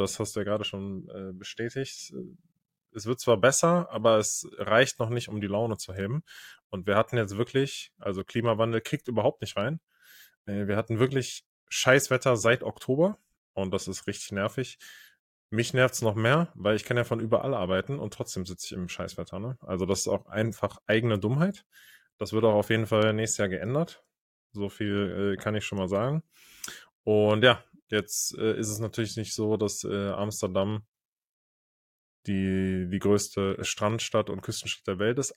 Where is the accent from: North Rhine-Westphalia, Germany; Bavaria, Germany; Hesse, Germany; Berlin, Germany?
North Rhine-Westphalia, Germany; moved away; Als man noch in NRW gewohnt hat